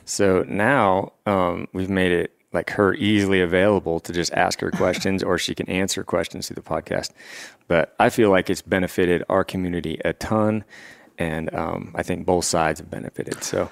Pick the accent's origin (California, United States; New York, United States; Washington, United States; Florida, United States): Washington, United States; moved away as an adult; now in Three Forks, Montana, United States; I come from Washington State